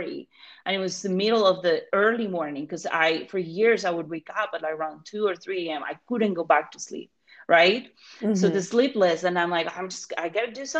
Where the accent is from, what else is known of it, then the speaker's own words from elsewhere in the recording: Colombia; moved away; I'm not American, right? I'm from Colombia.